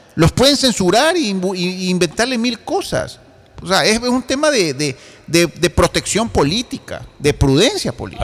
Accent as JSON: {"language": "Spanish", "country": "Ecuador", "said": "yo como ecuatoriano"}